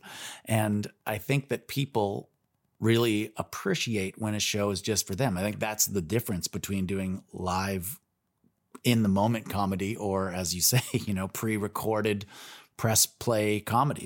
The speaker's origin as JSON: {"language": "English", "town": "Toronto", "region": "Ontario", "country": "Canada", "tie": "born or raised there", "said": "growing up in Toronto"}